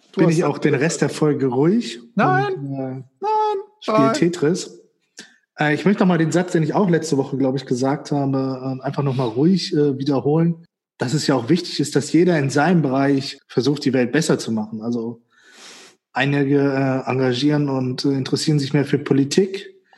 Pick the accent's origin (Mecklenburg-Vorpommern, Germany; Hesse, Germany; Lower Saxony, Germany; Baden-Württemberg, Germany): Lower Saxony, Germany; Göttingen; also born or lived in Witzenhausen; Bei mir dann Göttingen